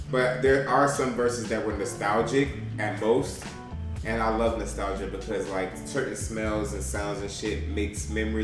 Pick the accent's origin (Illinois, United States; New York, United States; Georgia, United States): Georgia, United States; Atlanta; And I'm from Atlanta